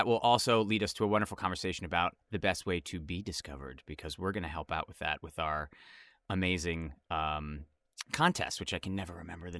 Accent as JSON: {"language": "English", "region": "Connecticut", "country": "United States", "said": "No, we're actually both from Connecticut."}